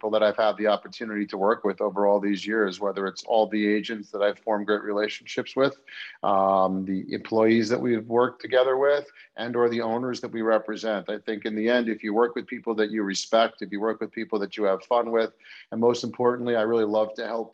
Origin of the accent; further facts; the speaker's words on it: Great Neck, New York, United States; also born or lived in Ann Arbor, Michigan / New Orleans, Louisiana; I grew up on Long Island in Great Neck